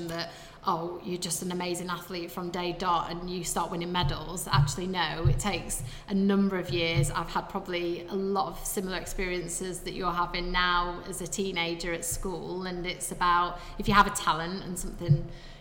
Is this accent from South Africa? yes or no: no; Sheffield, Yorkshire and the Humber, United Kingdom; I obviously grew up in Sheffield